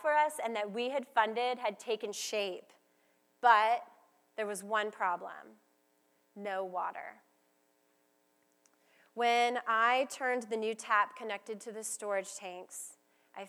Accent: United States; as an American in the millennial generation

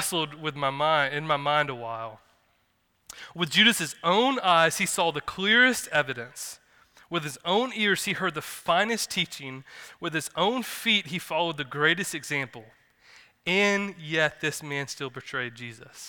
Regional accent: the South, United States; growing up in the South in the Bible Belt

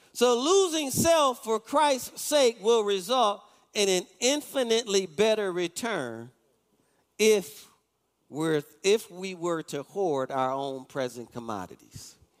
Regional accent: Detroit, Michigan, United States; I'm from Detroit.

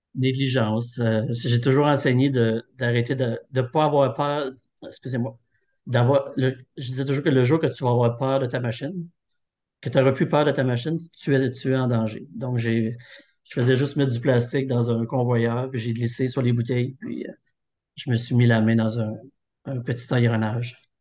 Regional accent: Thetford Mines, Quebec, Canada; je suis originaire de Thetford

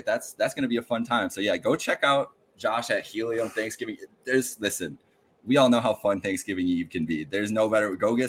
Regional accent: Western New York, United States; now in Chicago, United States; We're forever Western New Yorkers. You can't get it. So we're both displaced. If I'm a Chicagoan now.

